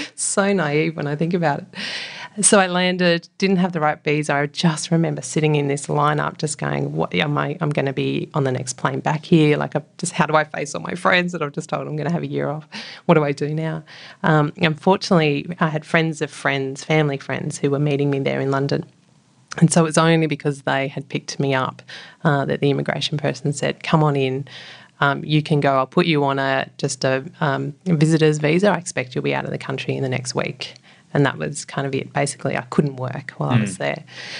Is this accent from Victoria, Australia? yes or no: no; New South Wales, Australia; also born or lived in Mildura; So I was born down in Mildura on the banks of the Murray River. And then we moved up to the mid-north coast, a place just south of Coffs Harbour, Yeronga, and then up to Moolumba, right up on the New South Wales-Queensland border.